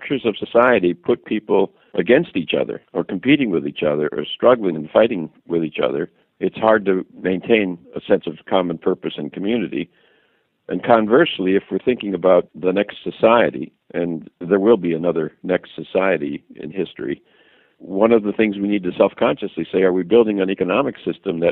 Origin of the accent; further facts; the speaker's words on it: Racine, Wisconsin, United States; moved away as an adult; now in Washington, D.C., United States; I'm from Racine, Wisconsin, an industrial town, a challenged industrial town in southern Wisconsin. I go back home and see my high school friends